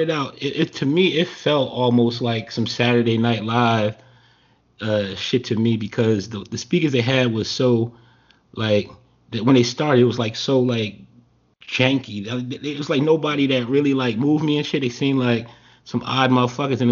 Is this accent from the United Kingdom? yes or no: no; New Jersey, United States; I'm from Jersey and shit like that, but it's like most of my family here.